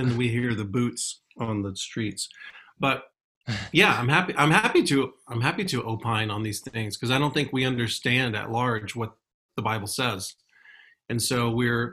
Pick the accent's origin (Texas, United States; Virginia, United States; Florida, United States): Texas, United States; Houston; The place where I grew up in Houston